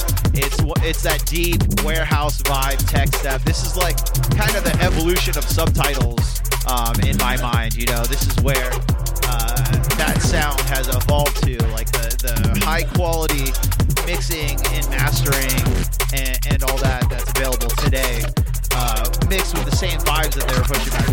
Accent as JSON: {"language": "English", "country": "United States", "said": "I'm an American"}